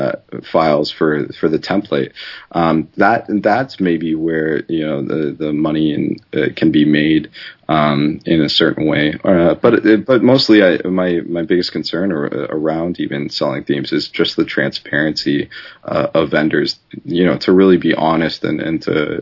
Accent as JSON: {"language": "English", "country": "Canada", "said": "I'm Canadian"}